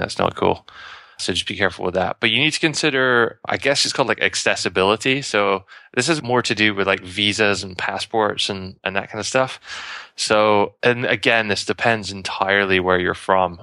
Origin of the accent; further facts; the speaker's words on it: United Kingdom; moved away; I'm British